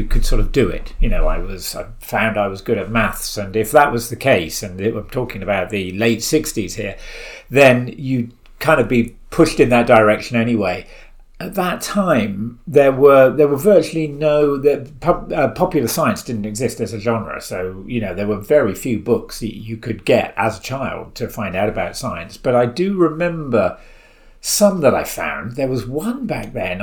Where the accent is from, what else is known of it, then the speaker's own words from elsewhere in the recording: Isle of Wight, South East England, United Kingdom; I grew up on the Isle of Wight